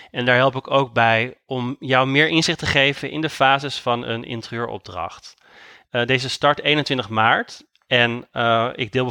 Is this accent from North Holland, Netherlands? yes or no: yes; Amsterdam, North Holland, Netherlands; ik ben interieurontwerper uit Amsterdam